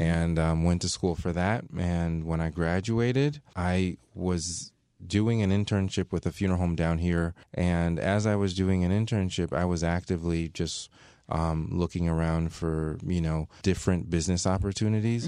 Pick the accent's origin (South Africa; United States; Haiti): Haiti; Léogâne, Ouest; moved away; We're from Haiti